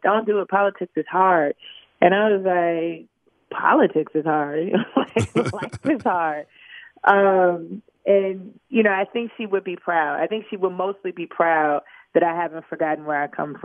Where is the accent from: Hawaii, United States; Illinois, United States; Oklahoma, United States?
Illinois, United States; Chicago; also born or lived in Lincoln Park, Chicago; the community I grew up in Cabrini